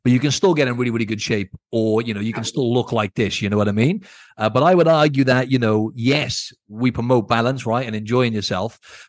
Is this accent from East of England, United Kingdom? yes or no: no; Wales, United Kingdom; And obviously, just we're both from Wales, and in case you're wondering with the accent, Andrew's got a proper Welsh accent.